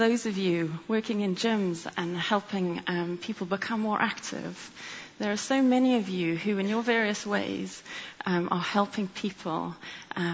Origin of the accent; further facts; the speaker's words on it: South Africa; moved away as an adult; also born or lived in Cape Town; now in London, United Kingdom; you may hear from my accent that I grew up in South Africa.